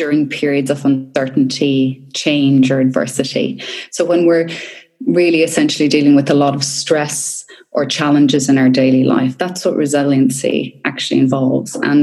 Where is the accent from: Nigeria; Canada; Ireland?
Ireland; now in Australia; where I grew up in Ireland, you know, I grew up in the country